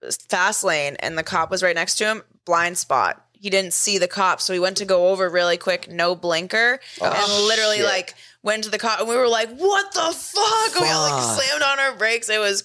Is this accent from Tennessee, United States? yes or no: no; Boston, Massachusetts, United States; We're from Boston.